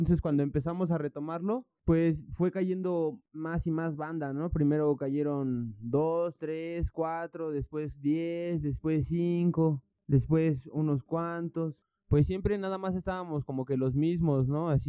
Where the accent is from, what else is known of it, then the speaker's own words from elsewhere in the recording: Tlalnepantla, State of Mexico, Mexico; born there; Yo tengo 24 años, nací